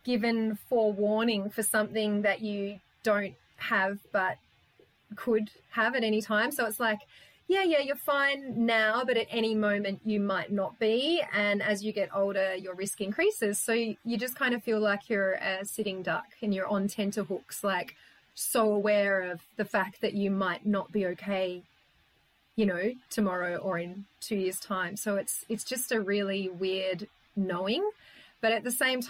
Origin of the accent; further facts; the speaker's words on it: Tasmania, Australia; moved away; I come from Tassie originally